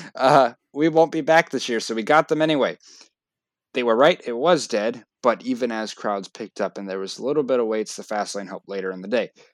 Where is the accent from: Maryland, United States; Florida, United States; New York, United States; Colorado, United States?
Florida, United States; I love Florida because it, not just because it's my home state